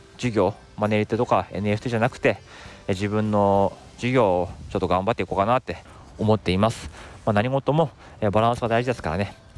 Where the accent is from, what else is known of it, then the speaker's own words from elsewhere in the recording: Tohoku countryside, Japan; now in Tokyo, Japan; 僕もねあの東北の田舎出身